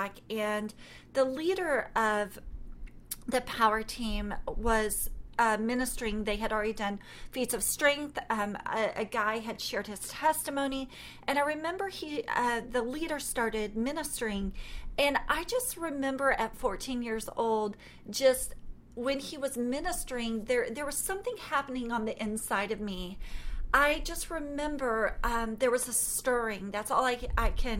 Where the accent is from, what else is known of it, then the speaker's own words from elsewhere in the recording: Texas, United States; I'm from Texas